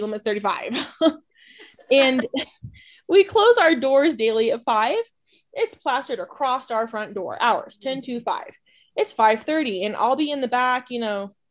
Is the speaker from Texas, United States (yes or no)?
yes; Texas, United States; now in New Mexico, United States; I am from Texas. I currently live in New Mexico.